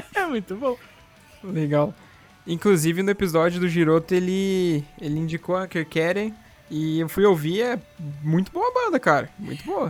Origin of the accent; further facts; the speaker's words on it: São Paulo, Brazil; moved away; also born or lived in Paraná; que eu não sou daqui do Paraná, sou do estado de São Paulo